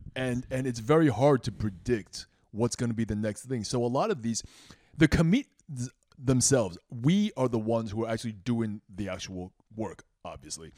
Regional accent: Queens and Long Island, New York, United States; I was born in Queens

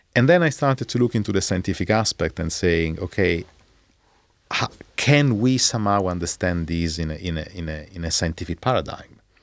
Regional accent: Rome, Lazio, Italy; I was born in Rome

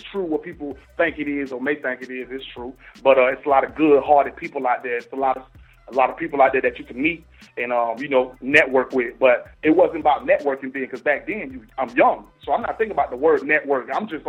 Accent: Bradenton, Florida, United States; I was born in Bradenton, Manatee Memorial Hospital. I was born in Florida, but my mom and my pops, they from the motherland. They from Haiti.

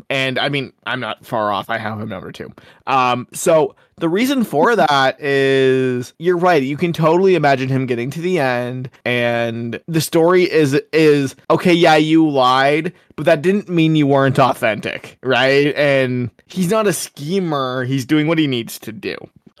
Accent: New Jersey, United States; You know, we're both from New Jersey.

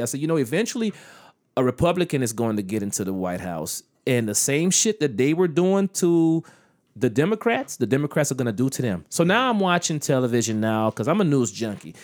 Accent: United States; as an American citizen

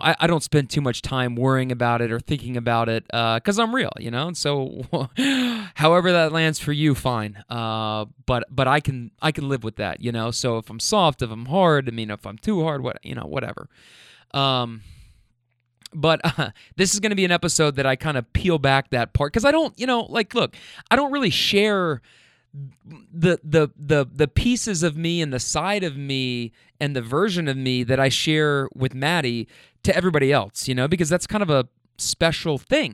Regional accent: Louisville, Kentucky, United States; also born or lived in California; now in Louisville, United States; I'm from Kentucky

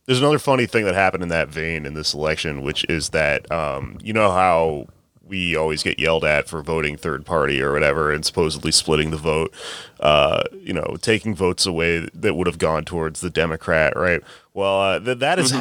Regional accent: Texas, United States; now in New York, United States; I'm from Texas

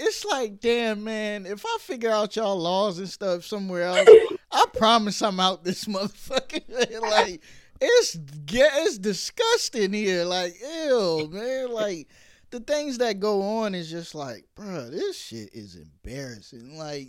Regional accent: New York, United States; born there; also born or lived in California; now in Atlanta, United States; Like, I was born in New York, but I lived all over. Like, I went to high school, California, stuff like that.

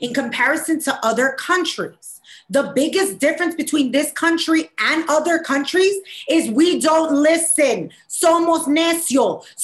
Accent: United States

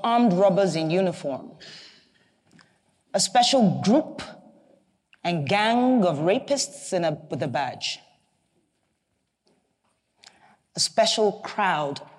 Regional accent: Enugu State, Nigeria; I'm from Enugu State, which is in the southeast region of Nigeria.

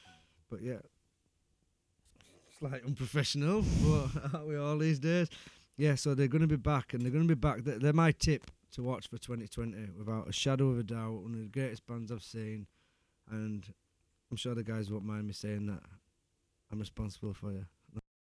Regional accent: Ecclesall, Yorkshire and the Humber, United Kingdom; I'm from Ecclesall, mate. We do things differently.

